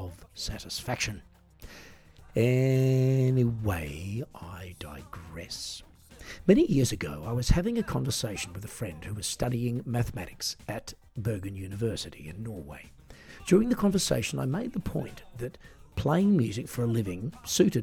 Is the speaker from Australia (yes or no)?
yes; Australia; I'm an Australian singer-songwriter